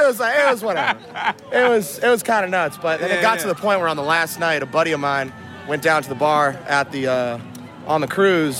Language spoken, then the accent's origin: English; Boston, Massachusetts, United States; We're all from Boston, but now she's a nurse down here in Nashville.